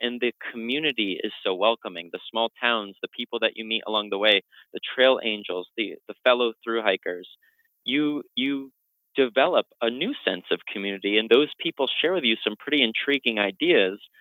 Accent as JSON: {"language": "English", "town": "Old Forge", "region": "New York", "country": "United States", "tie": "born or raised there", "also_born_or_lived": "Rochester, New York", "said": "I grew up in Old Forge, New York. My parents still live there."}